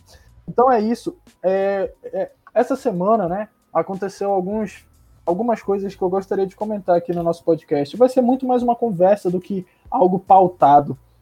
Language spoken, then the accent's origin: Portuguese; Belém, Pará, Brazil; A gente é daqui de Belém do Pará